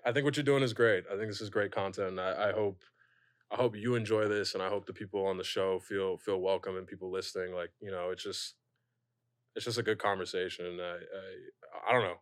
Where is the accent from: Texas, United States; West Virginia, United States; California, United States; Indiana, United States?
California, United States; Pasadena; now in New York, United States; I'm from Pasadena. We have a parade.